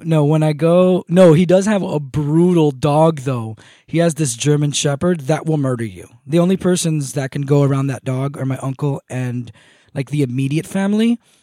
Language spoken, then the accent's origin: English; Moca, Espaillat, Dominican Republic; moved away; I come from a village, uh, or a town, or a city called Moca, M O C A.